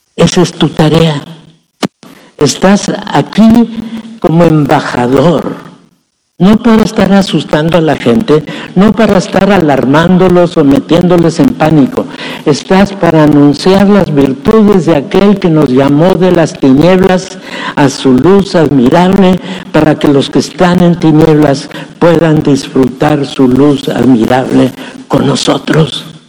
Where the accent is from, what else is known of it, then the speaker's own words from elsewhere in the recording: Mexico; Nuestra ciudadanía legalmente la tenemos que reconocer como ciudadanía mexicana